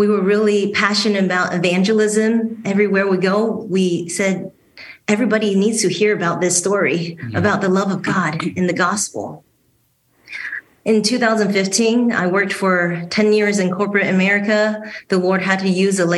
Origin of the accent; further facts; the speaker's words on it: Taiwan; moved away as an adult; also born or lived in Houston, United States / Dallas, United States; now in Grand Rapids, United States; So I was born in Houston and raised in Taiwan. My father passed away when I was six, so my mom took me and my younger sibling to Taiwan.